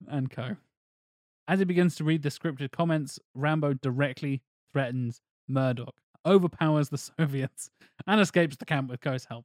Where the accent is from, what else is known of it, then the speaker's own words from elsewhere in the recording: United Kingdom; us being the British